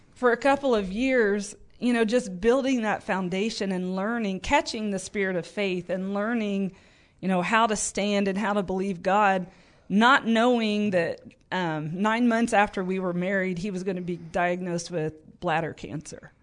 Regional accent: Paris, Illinois, United States; also born or lived in Tulsa, Oklahoma; we moved back to my hometown in Paris and just plugged into my home church

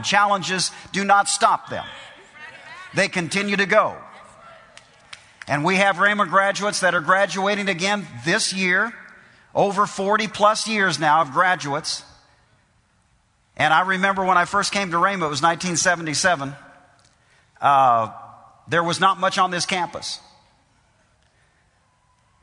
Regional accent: Iowa, United States; moved away; when I was raised, I came from Iowa. We lived in the country.

